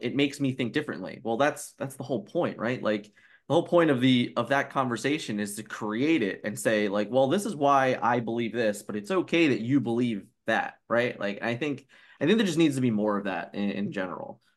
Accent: Philadelphia, Pennsylvania, United States; I'm a kid from Philly

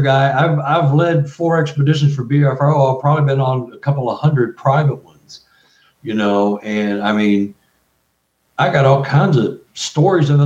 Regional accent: Texas, United States; I'm from Texas, so I know the area

